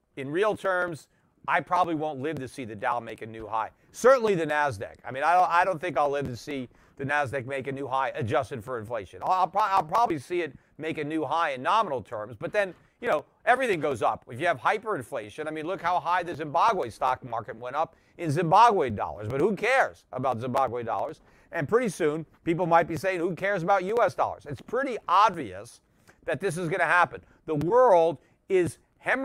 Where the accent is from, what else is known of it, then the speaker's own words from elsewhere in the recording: United States; as an American